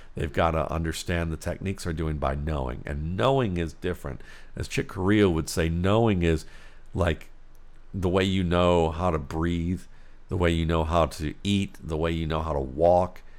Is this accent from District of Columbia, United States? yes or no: no; Cleveland, Ohio, United States; growing up in Cleveland, Ohio.